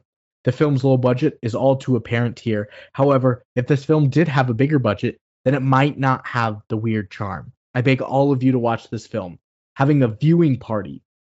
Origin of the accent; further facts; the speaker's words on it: Oxnard, California, United States; Growing up in Oxnard, California, this film always played on KTTV Channel 11 around Christmas time.